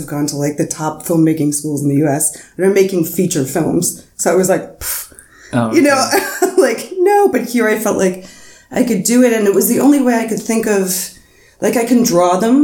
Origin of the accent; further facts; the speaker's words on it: New York City, New York, United States; moved away as an adult; now in Berlin, Germany; where I'm from in Queens